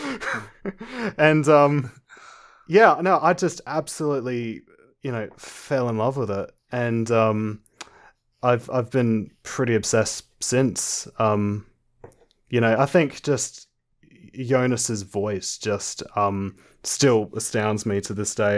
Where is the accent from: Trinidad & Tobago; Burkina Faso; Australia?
Australia; Adelaide, South Australia; I'm an Australian. I live in Adelaide, South Australia.